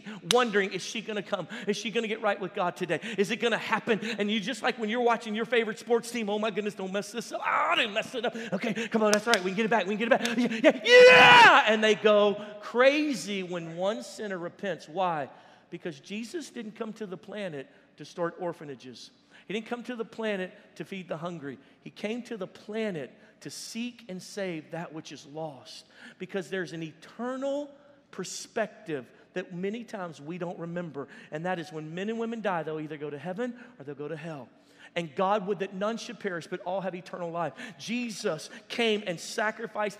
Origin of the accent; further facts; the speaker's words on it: Louisiana, United States; we're from Louisiana